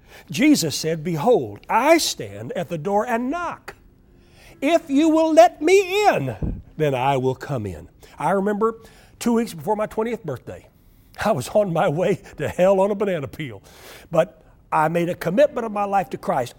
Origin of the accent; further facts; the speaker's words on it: Oklahoma, United States; I grew up in Oklahoma